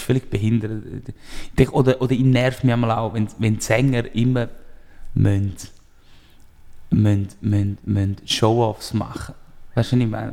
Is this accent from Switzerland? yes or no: yes; Appenzell, Appenzell Innerrhoden, Switzerland; ich komme aus einem kleinen Dorf, ich bin in Appenzell aufgewachsen